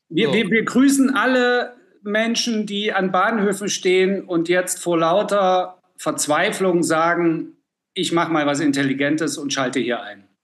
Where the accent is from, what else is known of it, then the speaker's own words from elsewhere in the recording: East Germany, Germany; Ich bin ja aus dem Osten